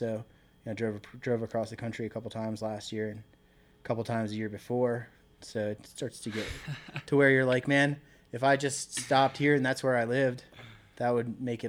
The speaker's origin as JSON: {"language": "English", "town": "Annapolis", "region": "Maryland", "country": "United States", "tie": "born or raised there", "moved": "as an adult", "lives_now": "Colorado, United States", "said": "I grew up in Maryland. I grew up fishing and, I was born in Annapolis, Maryland, so I grew up on the water and around the outdoors my whole life"}